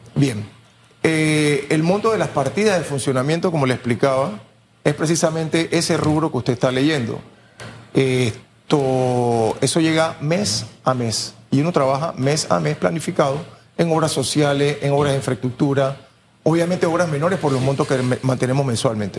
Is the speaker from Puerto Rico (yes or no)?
no; San Miguelito, Panama; Nosotros tenemos 50 años de vivir en el corregimiento, nunca nos hemos ido de ahí. Salimos de Cerroviento